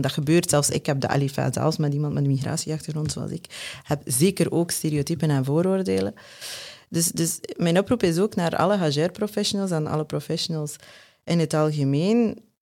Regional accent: West Flanders, Belgium; als West-Vlaming

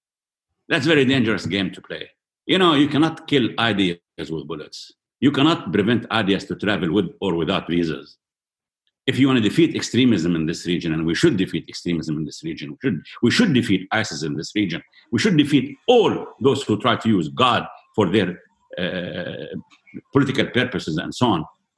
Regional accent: Jericho, West Bank, Palestine; Look, I was 12 years old. I was born in this house in Jericho. I was 12 years old when the occupation came to my hometown, Jericho. I'm 65 with 8 grandchildren now.

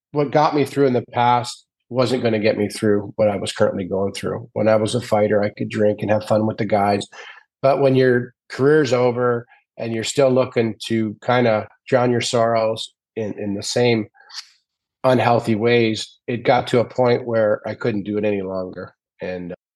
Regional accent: Canada; I grew up in Canada in a small town wanting to be a goal scorer and an NHL hockey player

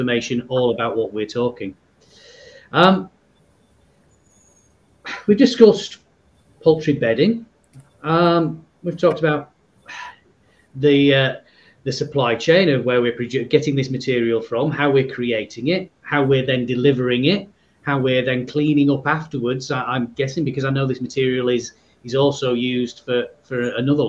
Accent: England, United Kingdom; accent: northern; I've might hear from my accent. I'm somewhere from up north

